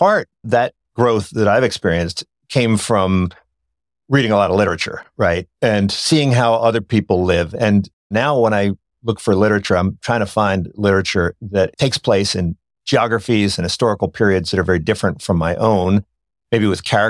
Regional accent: Ireland; And so I love that quote because I'm Irish and I don't write.

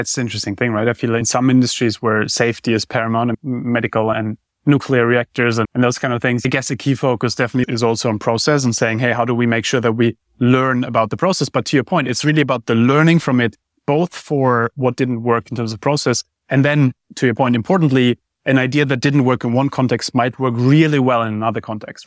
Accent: Germany; moved away; I grew up in Germany.

